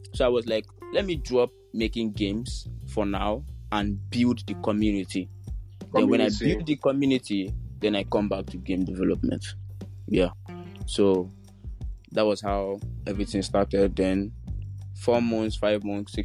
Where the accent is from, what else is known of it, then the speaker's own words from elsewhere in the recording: Nigeria; as a Nigerian, like as a teenager